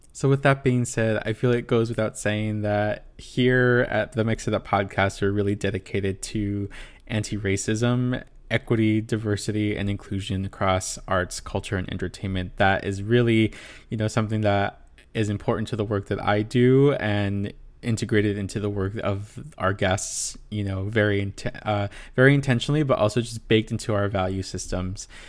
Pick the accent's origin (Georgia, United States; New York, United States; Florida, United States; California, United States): California, United States; Inland Empire, Southern; moved away as an adult; also born or lived in East Coast; I grew up, born and raised in the Inland Empire of Southern California